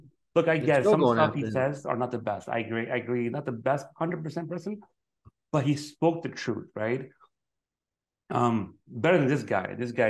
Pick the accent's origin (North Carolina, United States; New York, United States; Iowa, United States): New York, United States; Brooklyn; So I'm born and raised in Brooklyn, New York.